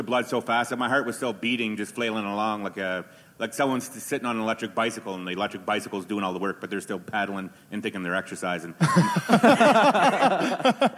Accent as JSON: {"language": "English", "region": "Nova Scotia", "country": "Canada", "moved": "yes", "lives_now": "Calgary, Canada", "said": "I'm from Nova Scotia originally. I live out here in Calgary now."}